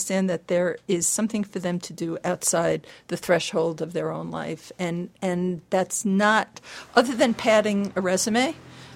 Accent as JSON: {"language": "English", "town": "New York City", "region": "New York", "country": "United States", "moved": "yes", "lives_now": "California, United States", "said": "I'm Jewish, I'm from New York City"}